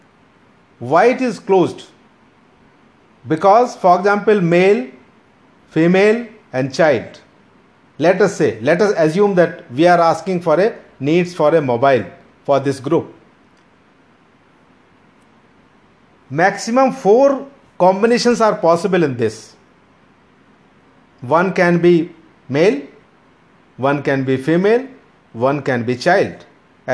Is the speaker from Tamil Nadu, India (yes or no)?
no; Meerut, Uttar Pradesh, India; moved away; I come from Meerut